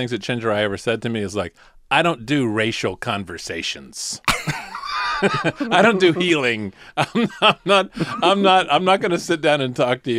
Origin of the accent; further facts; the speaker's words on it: Charleston, South Carolina, United States; I was born in Charleston, South Carolina